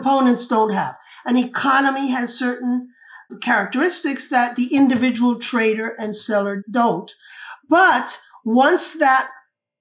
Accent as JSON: {"language": "English", "country": "Cuba", "tie": "born or raised there", "said": "I was born and raised in Cuba"}